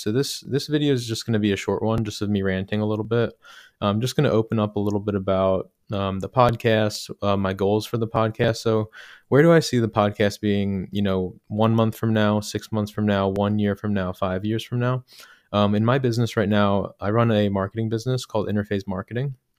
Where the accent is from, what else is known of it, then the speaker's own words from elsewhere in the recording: Medford, New Jersey, United States; now in Philadelphia, United States; I grew up in Medford, New Jersey